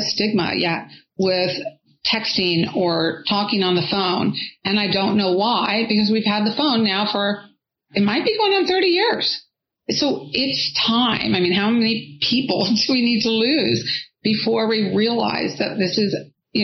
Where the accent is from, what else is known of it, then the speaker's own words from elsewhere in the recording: California, United States; I'm from California